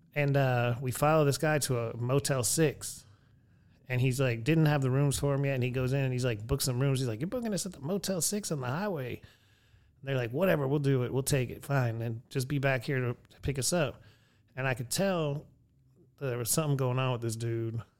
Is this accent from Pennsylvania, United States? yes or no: yes; Erie, Pennsylvania, United States; my hometown, Erie